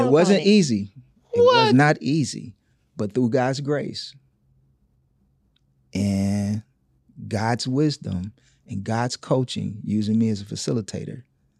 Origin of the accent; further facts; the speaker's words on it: Gainesville, Florida, United States; Gainesville, Florida, which is the swamps. It's country, I know.